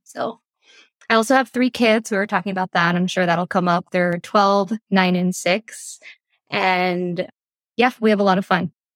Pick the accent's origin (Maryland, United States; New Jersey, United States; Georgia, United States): New Jersey, United States; moved away as an adult; I'm originally from the East Coast. I grew up in New Jersey